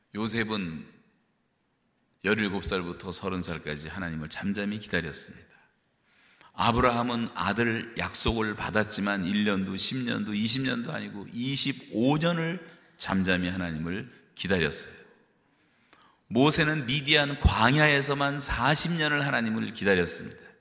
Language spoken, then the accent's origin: Korean; South Korea; now in Canada; 우리 한국 사람들이